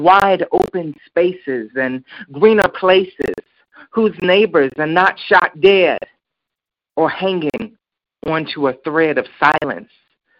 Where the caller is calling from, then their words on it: Chicago, Illinois, United States; I'm calling from Chicago Southside, Inglewood.